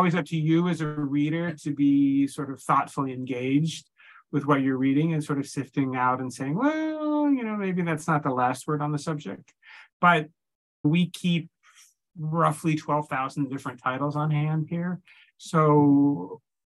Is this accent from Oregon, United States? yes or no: yes; Corvallis, Oregon, United States; moved away as an adult; now in New York, United States; I grew up in Oregon, actually, in a town called Corvallis, but I came to New York very fresh out of college and I've been here ever since